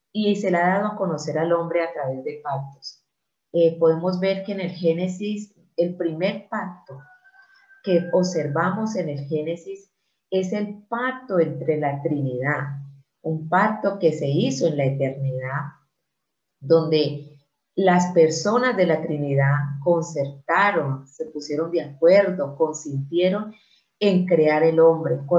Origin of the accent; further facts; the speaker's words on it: Colombia; soy de Colombia, por la gracia de Dios, nacida de nuevo en Cristo Jesús.